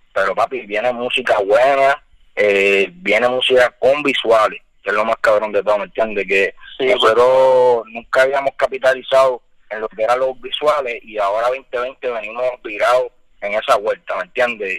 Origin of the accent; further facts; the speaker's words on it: United States; moved away; also born or lived in Pennsylvania; me crié allá, en Estados Unidos también